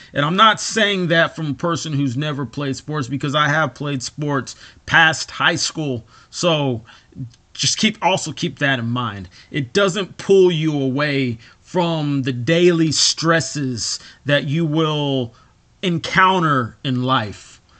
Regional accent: United States; I am an American.

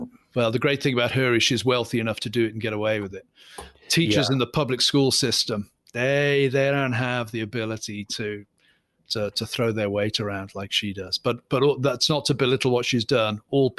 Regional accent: Scotland, United Kingdom; And I'm from a Scottish psalm singing background. We lament all the time.

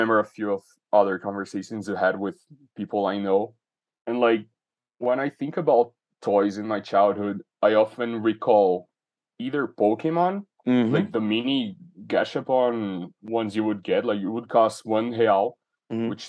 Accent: São Paulo, Brazil; English is a second language; I grew up in Brazil. I've spent so far my life in the same city, which is São Paulo.

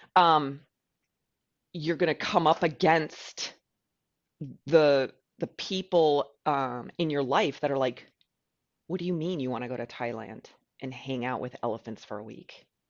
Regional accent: United States; I'm an American

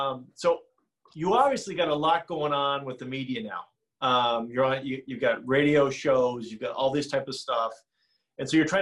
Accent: Butte, Montana, United States; I'm 100% Irish, roots from Montana, you know, the Butte, Montana, the biggest hole on earth, and big Irish American experience there.

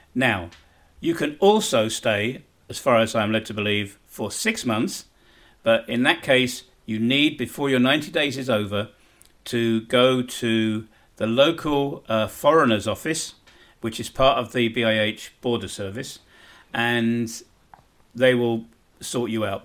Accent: United Kingdom; moved away as an adult; now in Bosnia and Herzegovina; being a Brit

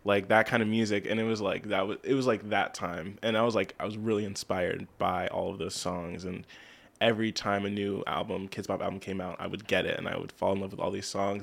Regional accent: Lebanon, United States; also born or lived in Lancaster; I was born in Lancaster, but I've, I've lived here my whole life in Lebanon

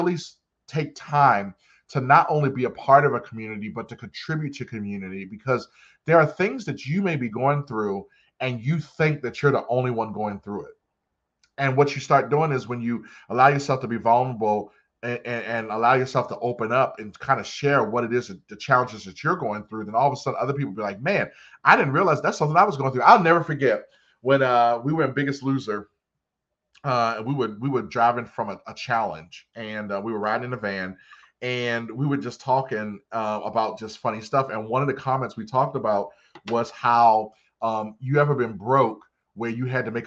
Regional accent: Randallstown, Maryland, United States; also born or lived in Baltimore; I'm from Baltimore. I grew up in Randallstown, Maryland.

